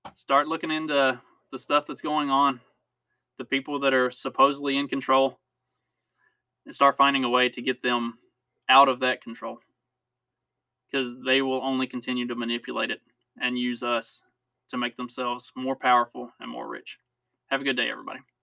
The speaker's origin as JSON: {"language": "English", "country": "United States", "said": "as American citizens"}